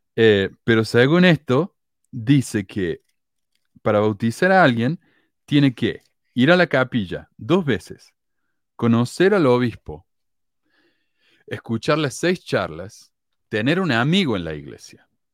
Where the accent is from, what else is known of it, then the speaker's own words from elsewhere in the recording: Argentina; also born or lived in Chile; era argentino